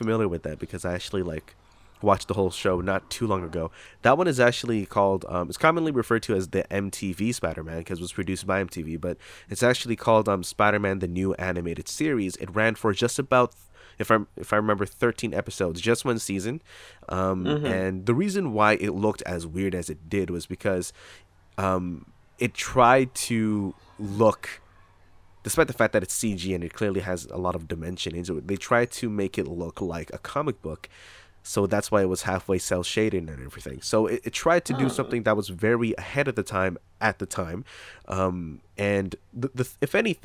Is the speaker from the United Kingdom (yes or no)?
no; Toronto, Ontario, Canada; also born or lived in Asia; I was born in Canada, but about a month after I was born, maybe 2, I don't know, I was brought back to Asia